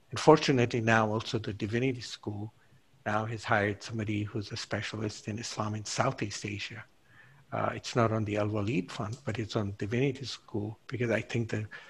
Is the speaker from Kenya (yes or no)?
yes; Kenya; moved away; because I was raised in Kenya, I knew Swahili